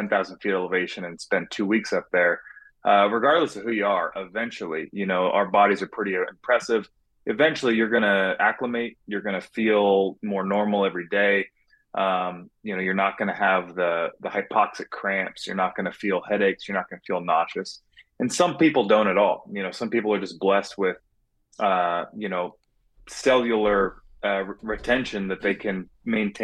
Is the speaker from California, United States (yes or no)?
yes; California, United States; now in Phoenix, United States; I was born and raised in California, and I live here now in Phoenix